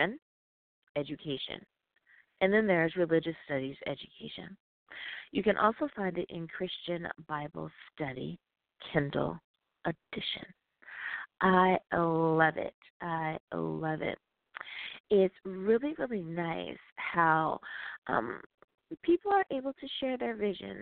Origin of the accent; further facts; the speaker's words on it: United States; my home country, the United States of America